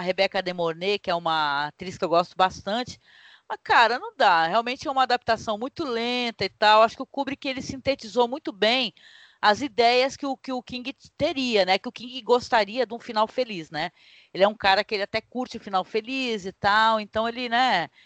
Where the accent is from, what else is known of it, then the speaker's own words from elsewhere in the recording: Santos, São Paulo, Brazil; eu sou daqui da região de Guarujá, Santos